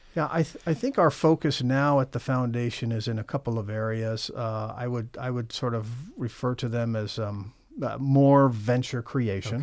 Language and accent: English; Champaign, Illinois, United States; now in Michigan, United States; I'm from Illinois originally. I grew up in Champaign, Urbana